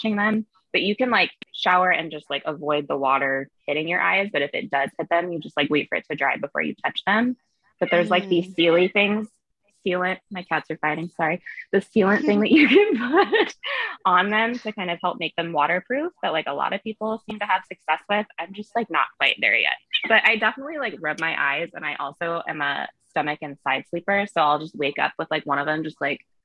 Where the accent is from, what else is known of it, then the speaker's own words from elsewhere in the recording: Orange County, Southern California, United States; moved away; also born or lived in San Diego; I was born in Orange County. I grew up like close-ish to the beach